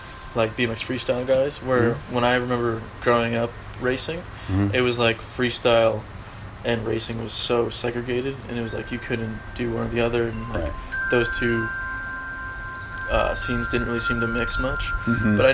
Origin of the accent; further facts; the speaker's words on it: Milford, United States; growing up in Milford, Tony's Bikes and Sports